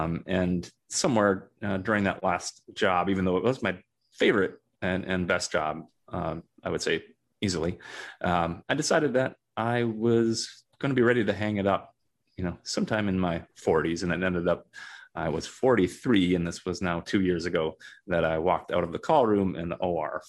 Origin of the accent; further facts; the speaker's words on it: Minnesota, United States; I grew up in Minnesota, went to undergrad and medical school at the University of Minnesota